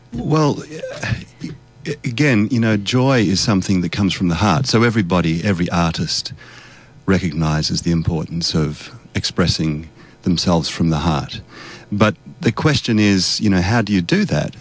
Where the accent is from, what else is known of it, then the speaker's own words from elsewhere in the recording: Australia; my background is Polish. My parents are both Polish, so I grew up in Australia, and so I can speak Polish